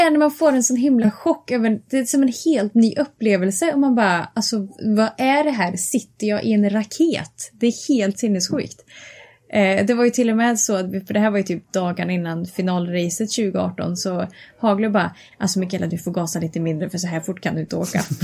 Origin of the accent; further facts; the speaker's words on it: Karlstad, Värmland, Sweden; jag kommer ifrån eh, Värmland och Karlstad